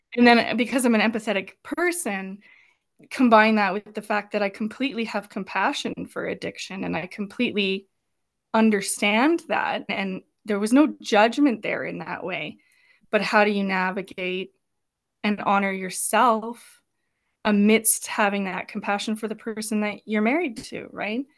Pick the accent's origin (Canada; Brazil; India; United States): Canada; Turner Valley, Alberta; born and raised in Turner Valley